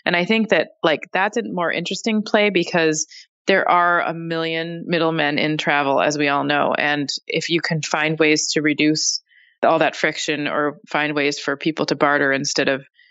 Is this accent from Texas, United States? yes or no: no; Minneapolis, Minnesota, United States; Minneapolis is my hometown